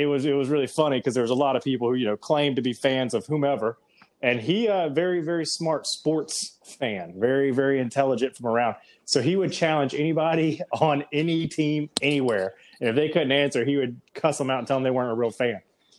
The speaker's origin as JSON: {"language": "English", "region": "Alabama", "country": "United States", "said": "He had heard that I was from Alabama, heard I was a pretty big Alabama fan"}